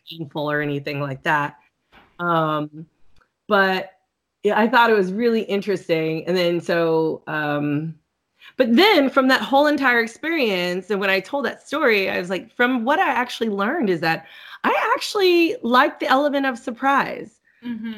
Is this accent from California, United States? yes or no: yes; California, United States; moved away as an adult; now in Atlanta, United States; I'm originally from California, so I used to go back and forth a lot